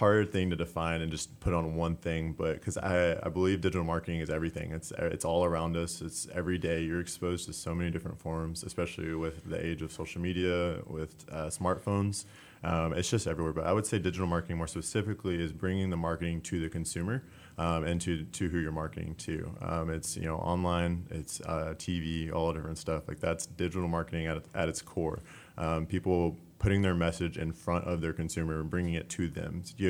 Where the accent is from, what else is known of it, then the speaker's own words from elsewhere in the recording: Splendora, Texas, United States; I'm from Splendora, Texas. I grew up, born and raised outside of Splendora, Texas, but grew up in Splendora.